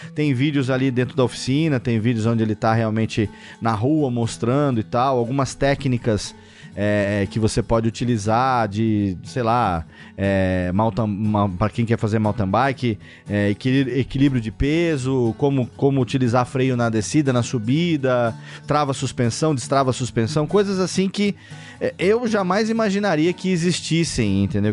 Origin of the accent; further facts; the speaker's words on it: Serra Negra, São Paulo, Brazil; eu não pretendo sair daqui de Serra Negra mais nessa vida, a não ser para trabalhar e voltar. Então, é, eu quero continuar morando aqui sempre, é minha terra natal